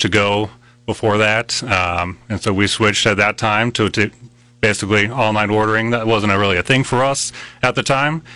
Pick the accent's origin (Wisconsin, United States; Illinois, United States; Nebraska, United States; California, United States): Nebraska, United States; Seward; moved away as an adult; also born or lived in Minnesota; now in Lincoln, United States; My dad and mom were owners of McDonald's in Seward, so I grew up working for them